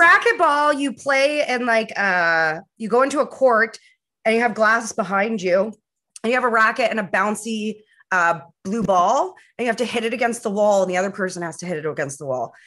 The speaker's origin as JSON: {"language": "English", "town": "Vancouver", "region": "British Columbia", "country": "Canada", "moved": "yes", "lives_now": "Ottawa, Canada", "said": "back home in Vancouver"}